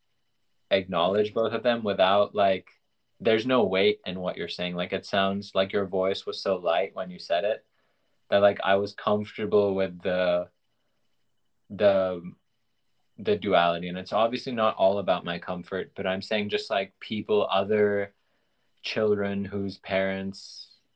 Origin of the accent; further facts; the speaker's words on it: Pakistan; moved away; also born or lived in Thailand; growing up in Pakistan where they have pretty like strict blasphemy laws